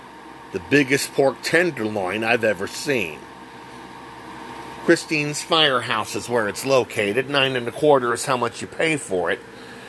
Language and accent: English; Texas, United States; Growing up in Texas, I remember my mother would go out of her way for a gordita